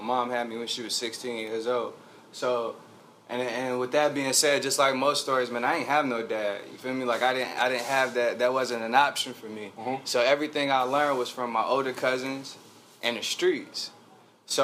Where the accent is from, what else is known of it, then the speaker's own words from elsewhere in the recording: Charlotte, North Carolina, United States; I was born and raised in Charlotte. First neighborhood I came to is, you know, Tuckasegee Road. That's where I came from.